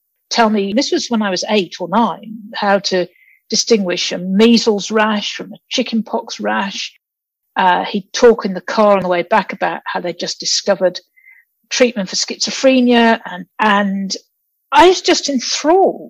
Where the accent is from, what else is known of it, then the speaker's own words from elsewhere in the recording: Peterborough, East of England, United Kingdom; also born or lived in Nigeria; I came to England when I was quite young, actually. So I was born in Nigeria, but then we settled in Peterborough